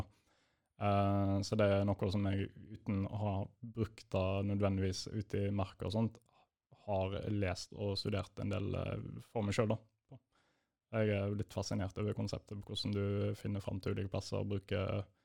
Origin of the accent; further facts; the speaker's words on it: Bergen area, Vestland, Norway; now in Hamar, Norway; jeg bor i Hamar. Og jeg er fra Bergen-området.